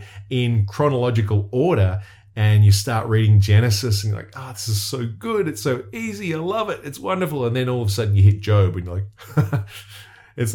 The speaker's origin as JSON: {"language": "English", "country": "Australia", "said": "I'm from somewhere where there's really dangerous creatures that could kill you"}